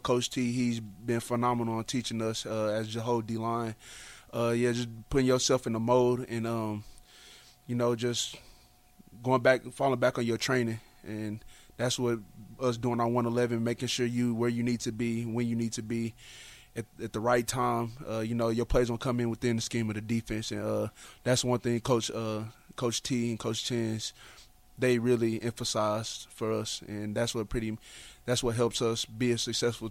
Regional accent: Dallas, Texas, United States; I'm from Dallas

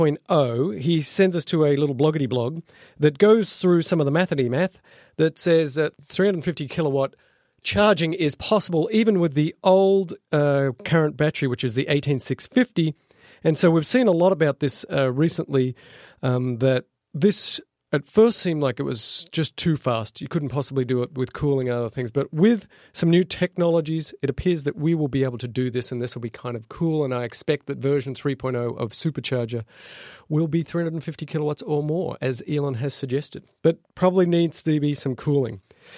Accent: Adelaide, South Australia, Australia; I'm from Adelaide, and that makes things a lot better.

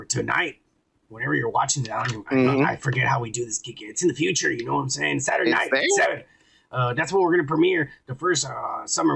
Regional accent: Texas, United States; I'm from Texas and the border

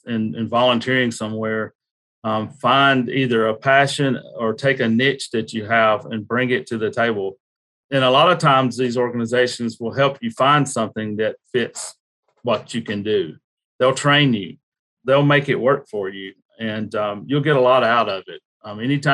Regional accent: United States; I grew up around Lake Hartwell in the Savannah River

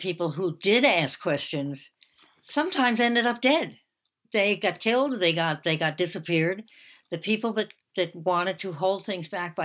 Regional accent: United States; I'm an American

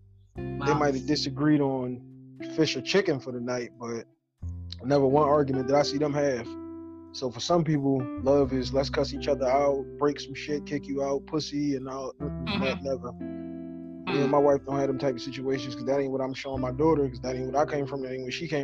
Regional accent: Philadelphia, Pennsylvania, United States; Philly. South Philly.

